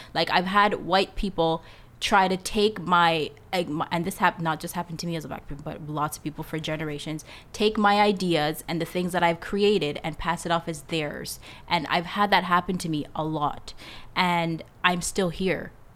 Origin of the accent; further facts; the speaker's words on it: Canada; also born or lived in Jamaica; I'm Jamaican. Um, I came to Canada when I was seven years old